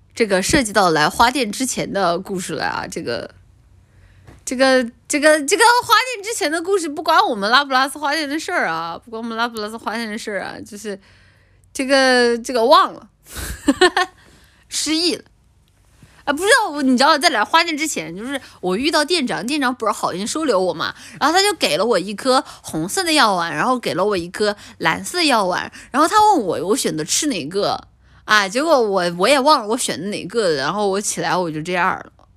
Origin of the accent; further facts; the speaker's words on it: China; 我们作为中国人